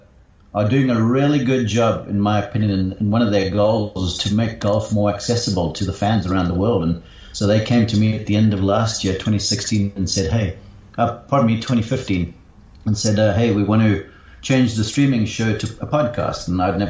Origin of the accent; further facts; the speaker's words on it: Somerset West, Western Cape, South Africa; moved away as an adult; also born or lived in London / Johannesburg; now in Columbus, Georgia, United States; I grew up in Somerset West